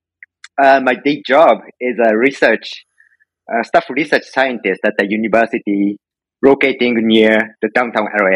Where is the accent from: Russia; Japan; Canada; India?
Japan; moved away as an adult; now in United States; I'm Japanese. I was born in Japan, grew up in Japan, and came to U.S. 10, almost 11 years ago